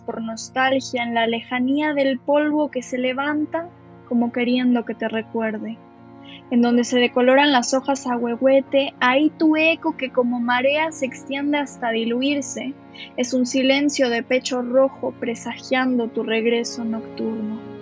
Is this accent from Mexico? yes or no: yes; Mexico; also born or lived in Barcelona, Spain; ya en México he vivido desde, que tengo uso de razón, desde que tengo memoria y es, es por eso que yo me considero mexicana, porque es, es este el país en el que he crecido